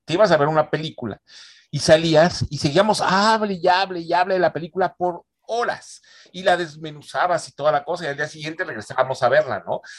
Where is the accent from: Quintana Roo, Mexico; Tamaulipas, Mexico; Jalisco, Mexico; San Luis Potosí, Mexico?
San Luis Potosí, Mexico; moved away as an adult; now in Monterrey, Mexico; yo nací en San Luis Potosí, este, me vengo a Monterrey a estudiar la carrera de cine